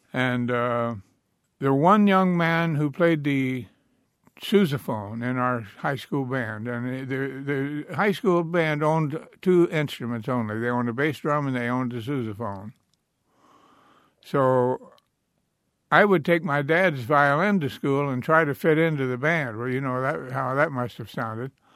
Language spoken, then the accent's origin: English; Marionville, Missouri, United States; I grew up in the Ozark Mountains of Missouri, a little county called Orange County